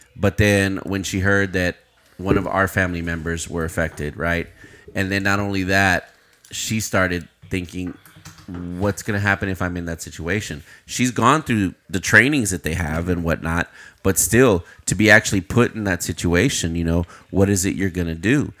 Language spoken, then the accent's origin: English; Uvalde, Texas, United States; I'm from Uvalde